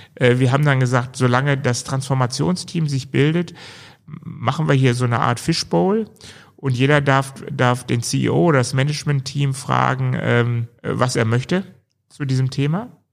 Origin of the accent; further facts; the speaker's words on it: Germany; wir hatten da so ein bisschen Narrenfreiheit als Deutsche